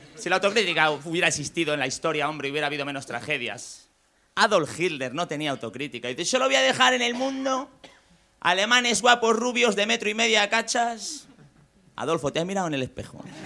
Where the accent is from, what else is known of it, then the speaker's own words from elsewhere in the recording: Valladolid, Castile and León, Spain; yo que soy de Valladolid. En Valladolid hace mucho frío